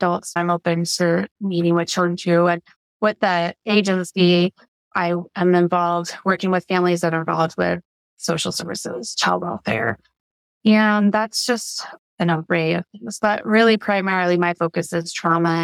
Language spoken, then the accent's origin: English; Colorado, United States; also born or lived in Pueblo, Colorado / Grand Junction, Colorado / Greeley, Colorado / Broomfield, Colorado; I was born in Pueblo and lived there and lived in Grand Junction, which is west of Colorado, west side